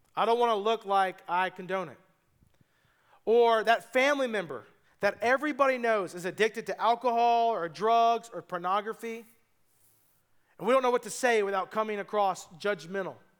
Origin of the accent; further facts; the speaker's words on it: United States; I'm just an American